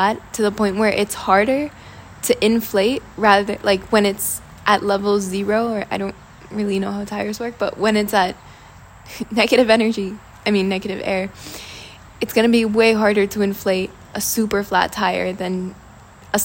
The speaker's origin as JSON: {"language": "English", "town": "Washington", "region": "District of Columbia", "country": "United States", "moved": "as an adult", "lives_now": "Italy", "said": "I come from Washington, D.C., so there's a lot of work culture"}